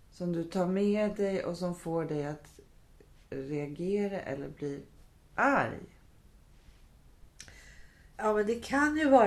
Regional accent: Västerås, Västmanland, Sweden; Jag är ju född i Västerås av enkla föräldrar.

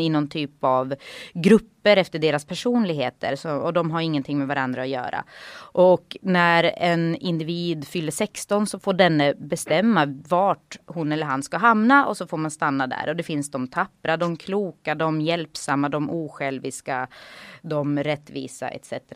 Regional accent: Gävle, Gävleborg County, Sweden; moved away; also born or lived in Sandviken; jag är inte född där, född i Sandviken, men eh, uppvuxen ändå i Gävle

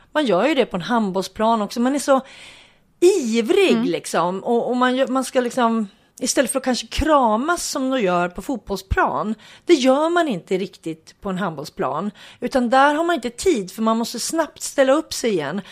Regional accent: Hudiksvall, Gävleborg County, Sweden; hemma i Hudiksvall

